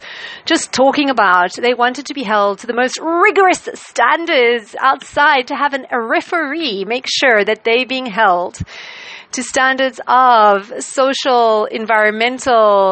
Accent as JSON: {"language": "English", "country": "South Africa", "said": "as a South African"}